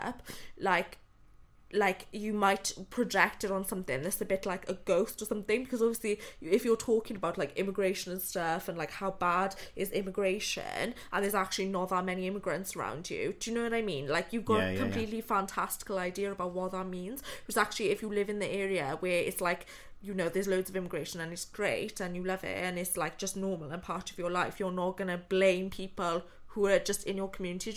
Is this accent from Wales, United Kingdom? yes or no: yes; Pontypridd, Wales, United Kingdom; moved away as an adult; now in London, United Kingdom; I'm from Pontypridd